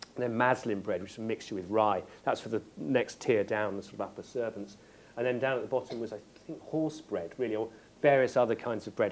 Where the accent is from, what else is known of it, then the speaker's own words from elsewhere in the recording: West Country, South West England, United Kingdom; I grew up in the West Country